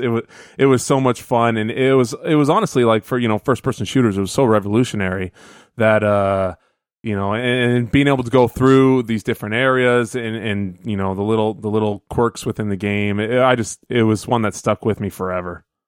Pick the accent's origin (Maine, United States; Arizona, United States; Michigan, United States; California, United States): Arizona, United States; Phoenix; growing up in Phoenix